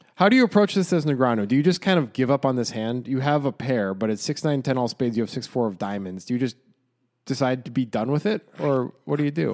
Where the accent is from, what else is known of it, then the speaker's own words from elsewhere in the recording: United States; we're American.